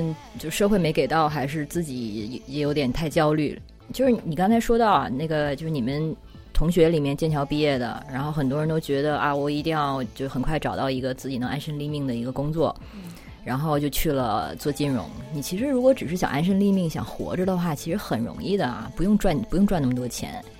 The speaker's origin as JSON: {"language": "Chinese", "country": "China", "tie": "born or raised there", "said": "我觉得现在在国内就是出生长大的小孩儿，从小都已经是这样了。什么？我妈妈给我报了一个什么什么奥林匹克英语班之类的，我们三岁开始去上英语班，都是这样子的。"}